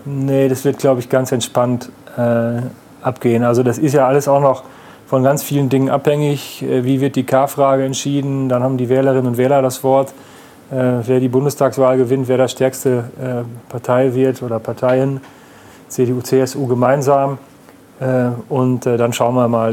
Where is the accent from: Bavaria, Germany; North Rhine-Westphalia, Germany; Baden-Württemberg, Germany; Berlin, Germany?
North Rhine-Westphalia, Germany; Münsterland; jetzt komme ich aus dem Münsterland, aus einer äh, knapp 20.000 Einwohner äh, Stadt